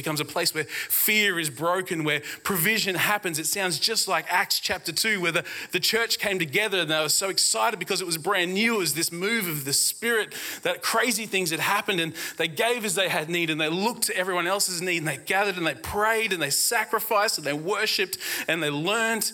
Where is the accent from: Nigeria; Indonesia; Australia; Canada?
Australia; Brisbane, Queensland; I grew up in Brisbane